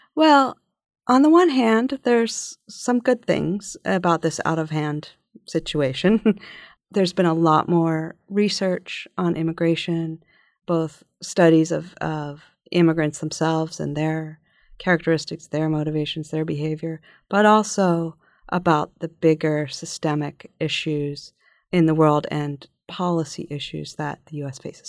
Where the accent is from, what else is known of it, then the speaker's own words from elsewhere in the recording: Philadelphia, Pennsylvania, United States; growing up in Philadelphia in the nineteen sixties and seventies